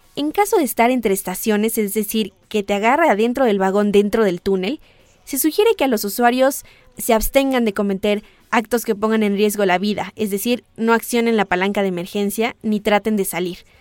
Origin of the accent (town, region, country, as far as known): Mexico